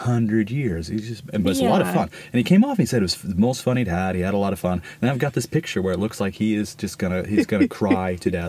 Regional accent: Ohio, United States; moved away as an adult; now in Sweden; So I probably don't know much about Ohio, even though I lived and grew up there.

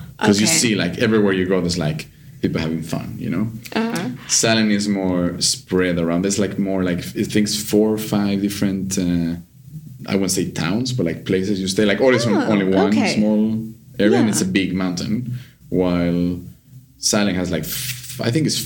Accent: Mexico; now in Sweden; I'm from Mexico

